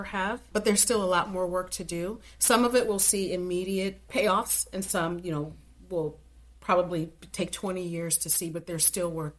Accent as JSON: {"language": "English", "town": "Cleveland", "region": "Ohio", "country": "United States", "tie": "born or raised there", "said": "being a little African-American girl growing up in Cleveland"}